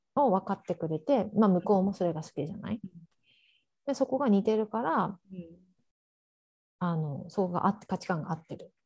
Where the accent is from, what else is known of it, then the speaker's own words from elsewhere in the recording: Japan; moved away as an adult; now in Oregon, United States; 日本で生まれ育ってる